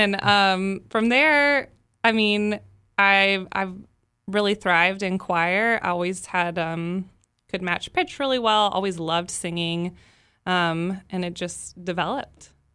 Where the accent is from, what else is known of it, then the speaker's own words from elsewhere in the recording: Dallas, Texas, United States; moved away as an adult; now in Baton Rouge, United States; I'm from Texas. I'm not from here.